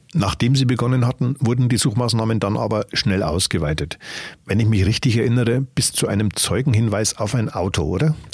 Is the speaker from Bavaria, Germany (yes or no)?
yes; Upper Palatinate, Bavaria, Germany; bei uns in der Oberpfalz